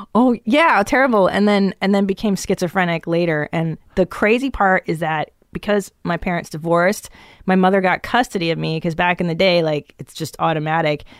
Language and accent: English; Los Angeles, California, United States; also born or lived in Encino / Tarzana / West Hills / Canoga Park; I grew up in the San Fernando Valley